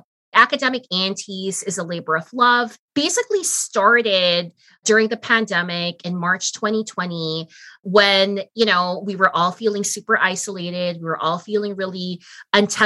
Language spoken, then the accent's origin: English; Philippines; now in Canada; I'm Filipino